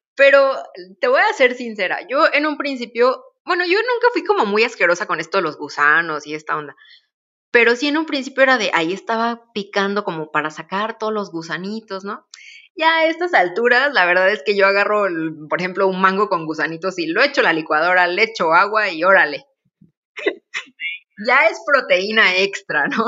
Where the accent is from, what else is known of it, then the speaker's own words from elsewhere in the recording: Oaxaca, Mexico; como pueblo oaxaqueño que somos